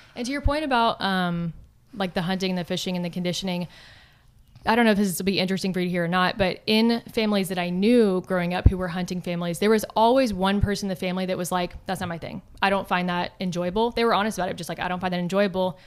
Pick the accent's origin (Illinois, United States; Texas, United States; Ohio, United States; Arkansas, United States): Texas, United States; growing up in Texas